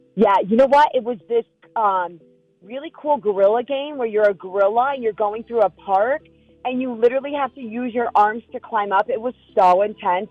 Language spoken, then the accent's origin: English; New York, United States; moved away; Some of my favorite traditions as a kid growing up in New York is in fall